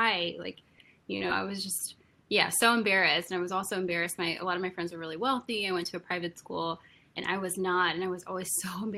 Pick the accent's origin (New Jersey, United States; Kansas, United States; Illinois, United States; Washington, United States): Kansas, United States; Wichita; now in New York, United States; I'm originally from Wichita, Kansas